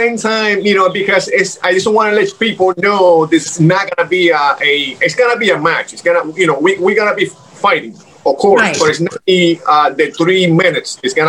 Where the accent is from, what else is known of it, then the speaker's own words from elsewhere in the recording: Miami, Florida, United States; also born or lived in Cuba / Los Angeles; You know, I'm original, you know, I'm Cuban. I was born in Cuba, raised in Miami, then went to LA, came back a couple years ago.